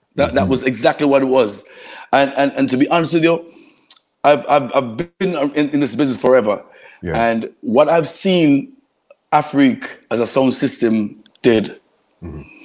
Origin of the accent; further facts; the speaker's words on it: Kingston, Jamaica; moved away; also born or lived in New York / Florida; I'm, I'm from East Kingston